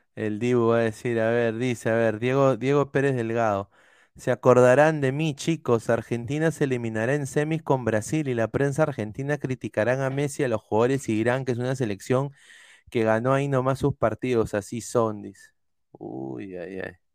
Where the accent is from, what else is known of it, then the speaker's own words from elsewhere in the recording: Peru; somos peruanos